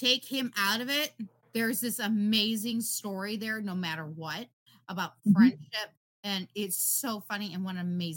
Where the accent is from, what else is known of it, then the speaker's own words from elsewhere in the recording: Illinois, United States; I'm from Illinois. Chicago Bulls girl